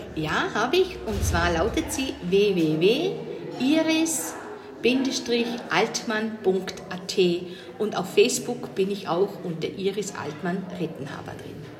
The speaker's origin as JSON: {"language": "German", "town": "Lustenau", "region": "Vorarlberg", "country": "Austria", "said": "Ich komme aus Vorarlberg und das in, zwar in Lohnau, aus Lustenau, das ist an der Schweizer Grenze"}